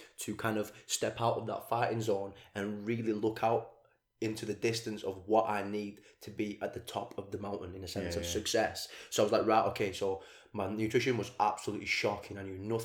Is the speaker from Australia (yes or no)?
no; Blackburn, North West England, United Kingdom; I'm from Blackburn